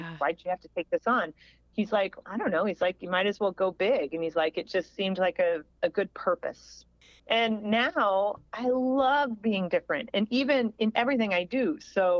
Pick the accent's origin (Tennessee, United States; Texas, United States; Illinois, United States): Illinois, United States; Springfield; born or raised there